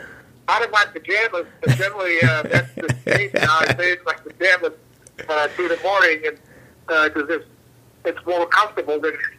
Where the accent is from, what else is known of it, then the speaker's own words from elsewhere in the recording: Chicago, Illinois, United States; also born or lived in Italy / Kansas City; I was born in Italy during the Second World War, and in 1949, after the war was completed, my family, my mom and dad, and the siblings immigrated to the United States. We settled in Chicago, where we had family, aunts and uncles, who helped us settle in.